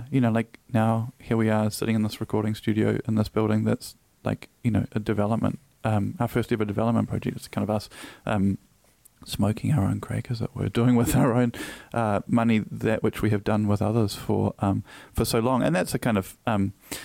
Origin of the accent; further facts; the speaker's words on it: Auckland, New Zealand; I grew up in Freeman's Bay in the 80s.